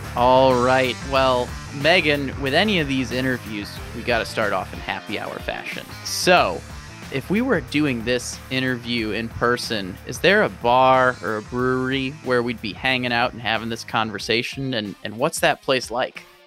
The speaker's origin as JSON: {"language": "English", "town": "St. Louis", "region": "Missouri", "country": "United States", "tie": "born or raised there", "moved": "yes", "said": "St. Louis is my hometown"}